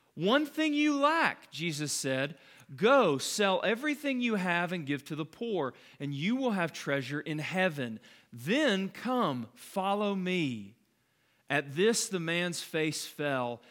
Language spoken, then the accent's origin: English; Calhoun, Georgia, United States; when I grew up in Calhoun, we lived on this road called McDaniel Station